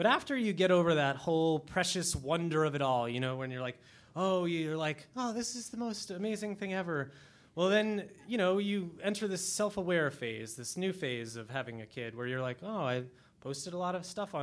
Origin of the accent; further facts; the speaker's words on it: New York City, New York, United States; as a New Yorker